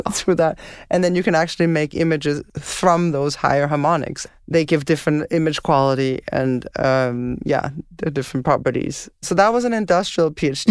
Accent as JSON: {"language": "English", "country": "Denmark", "tie": "born or raised there", "moved": "as an adult", "lives_now": "Montreal, Canada", "said": "growing up in Denmark, snow was sort of a rare thing"}